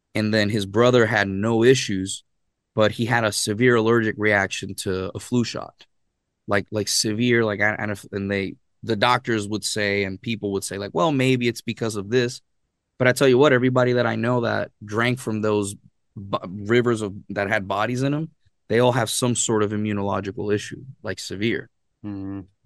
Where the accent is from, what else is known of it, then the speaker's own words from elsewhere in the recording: Arecibo, Puerto Rico; moved away as an adult; I was born and raised in Puerto Rico, and actually in Arecibo, Puerto Rico is where I was raised.